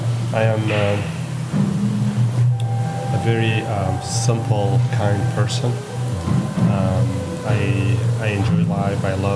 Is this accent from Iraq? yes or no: yes; Kurdistan Region, Iraq; English is a second language; moved away as an adult; also born or lived in Nashville, Tennessee / Murray, Kentucky; now in Chicago, United States; Well, I am originally from Kurdistan of Iraq. That's north of Iraq. It's a region. Mm-hmm. I am from there, and I came to this country as a student.